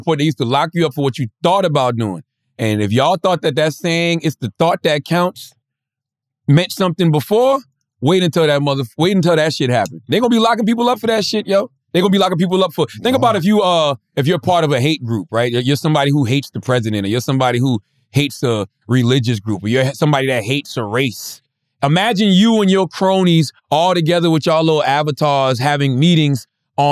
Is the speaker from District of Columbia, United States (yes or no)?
no; South Carolina, United States; I am from South Carolina